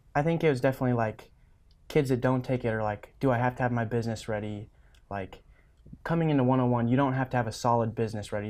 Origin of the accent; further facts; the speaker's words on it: Stapleton, Nebraska, United States; so I grew up in Stapleton, Nebraska, right above North Platte on the interstate, thirty miles. So I grew up on our family ranch there